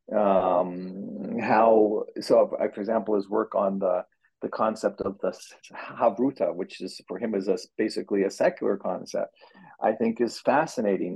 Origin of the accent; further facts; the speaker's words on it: Canada; now in United States; as a Canadian